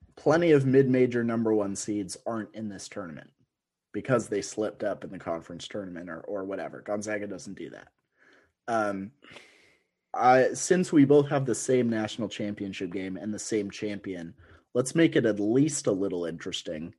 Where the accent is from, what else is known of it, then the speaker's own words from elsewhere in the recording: Washington, United States; I'm from Washington State, as you know. I'm on the other side of the mountains of Spokane.